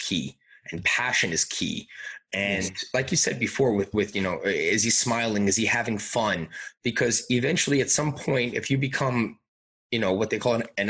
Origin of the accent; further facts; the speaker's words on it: Long Island, New York, United States; moved away; growing up on Long Island, I lived 5 minutes away from the rink